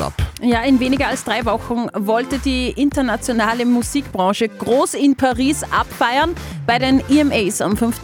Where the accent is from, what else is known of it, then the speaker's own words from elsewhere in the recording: Upper Austria, Austria; bei uns in Oberösterreich